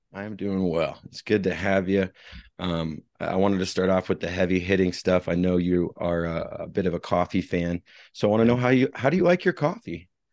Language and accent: English; Midwest, United States; I grew up in the Midwest